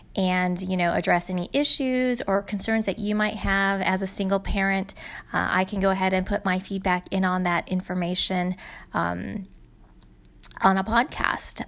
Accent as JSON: {"language": "English", "region": "California", "country": "United States", "tie": "born or raised there", "moved": "yes", "lives_now": "Arizona, United States", "said": "I grew up in California, so, and we live in Arizona"}